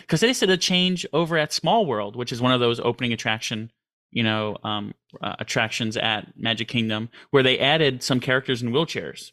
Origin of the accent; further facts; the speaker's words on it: New York City, New York, United States; I grew up in Queens, New York, and as a city boy